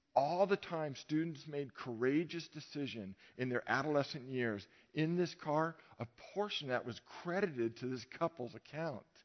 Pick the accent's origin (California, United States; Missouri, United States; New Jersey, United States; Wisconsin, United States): California, United States; Novato; I grew up in Marin, but I grew up in Novato